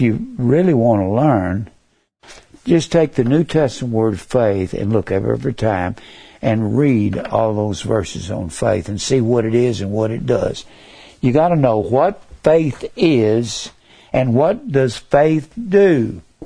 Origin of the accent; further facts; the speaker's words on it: Dallas, Texas, United States; I was born in Dallas, Texas. May 16th, 1939. I will be 82 come this May. I was born in Dallas. And I grew up